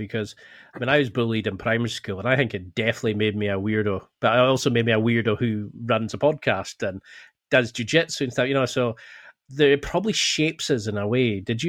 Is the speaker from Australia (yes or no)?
no; Scotland, United Kingdom; Jeez, I'm Scottish through and through.